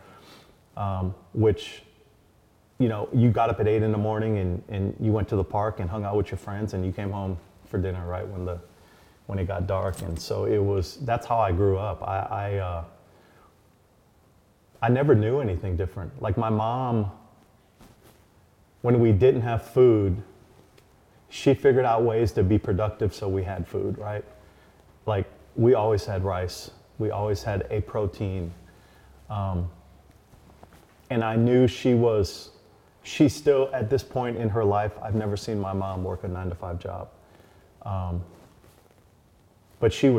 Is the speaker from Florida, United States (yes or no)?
no; Hawaii, United States; growing up in Hawaii was good for me